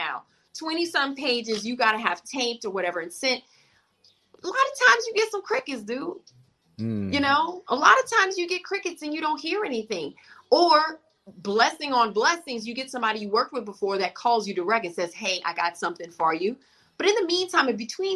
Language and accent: English; the South, United States; I'm from the South